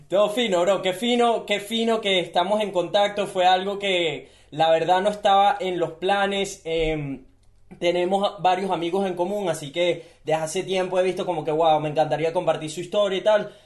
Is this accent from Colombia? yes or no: no; Venezuela; now in Gold Coast, Australia; yo nací en Venezuela. Yo nací en un país donde no tengo las oportunidades que tienen ellos